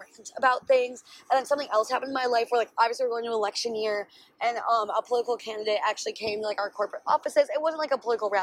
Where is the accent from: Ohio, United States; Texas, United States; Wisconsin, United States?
Wisconsin, United States; Milwaukee; where I grew up in Milwaukee